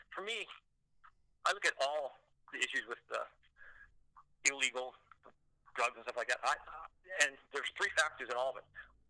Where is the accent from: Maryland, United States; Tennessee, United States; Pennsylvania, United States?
Maryland, United States; Baltimore; I came from Maryland, in Baltimore